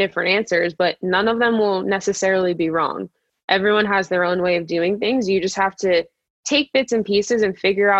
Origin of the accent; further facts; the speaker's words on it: West Chester, Pennsylvania, United States; So I grew up in Westchester, Pennsylvania. It's about 45 minutes outside of Philly